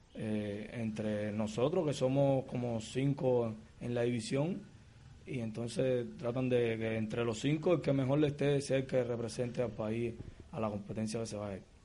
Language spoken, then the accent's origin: Spanish; Havana, Cuba; natural de La Habana, vivo en el municipio de Arroyo, en La Guinera